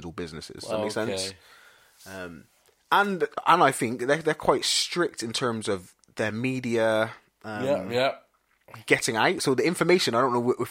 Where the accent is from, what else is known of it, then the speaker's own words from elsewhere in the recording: England, United Kingdom; we have as English people or Western people